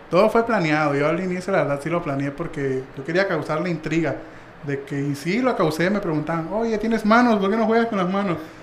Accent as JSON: {"language": "Spanish", "country": "Mexico"}